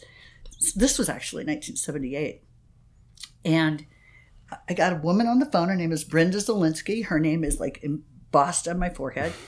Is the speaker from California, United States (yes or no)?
no; Phoenix, Arizona, United States; now in San Diego, United States; I grew up in Phoenix, Arizona.